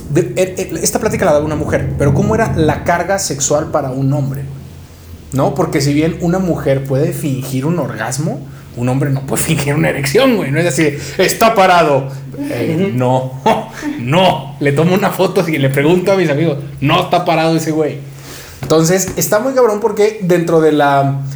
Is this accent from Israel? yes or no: no; San Luis Potosí, Mexico; moved away as an adult; now in Mexico City, Mexico; me fui de San Luis, ¿no? De donde soy